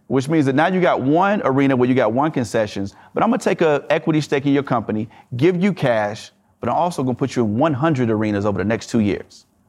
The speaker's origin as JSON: {"language": "English", "region": "the South", "country": "United States", "said": "I'm from the South"}